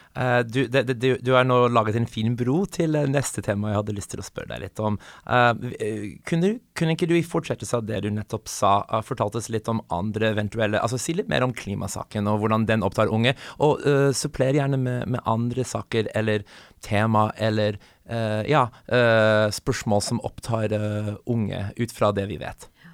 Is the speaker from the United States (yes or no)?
yes; United States; now in Norway; jeg kommer fra USA